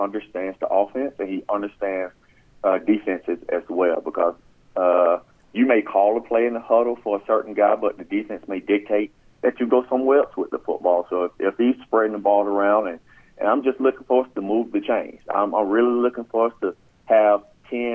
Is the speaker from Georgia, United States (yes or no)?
yes; Georgia, United States; my hometown in the midst of Georgia land